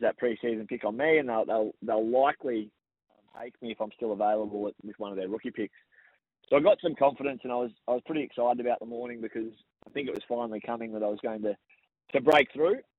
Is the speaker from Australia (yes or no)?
yes; Shepparton, Victoria, Australia; growing up in Shepparton